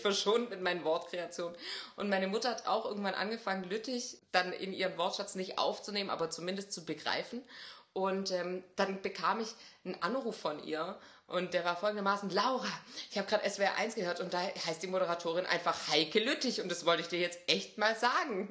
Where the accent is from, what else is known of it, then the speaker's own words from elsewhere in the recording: Swabia, Germany; als Schwabe